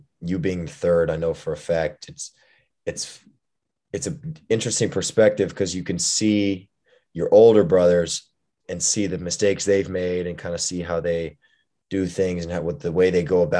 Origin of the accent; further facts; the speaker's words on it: Houston, Texas, United States; moved away as an adult; also born or lived in Indiana; I'm from originally from Houston, Texas. I grew up, I have three brothers